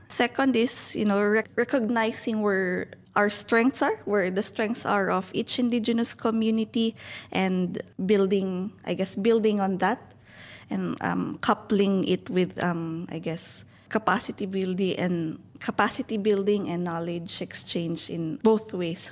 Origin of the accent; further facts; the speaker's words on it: Baguio, Cordillera Administrative Region, Philippines; I'm from Baguio City